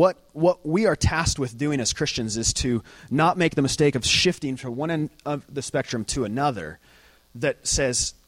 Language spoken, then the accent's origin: English; Lake Havasu City, Arizona, United States; moved away; I'm from Lake Havasu City